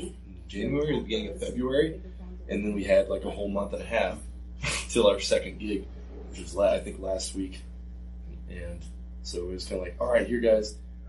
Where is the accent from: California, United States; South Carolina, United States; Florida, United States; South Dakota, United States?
South Dakota, United States; Rapid City; We're from Rapid City.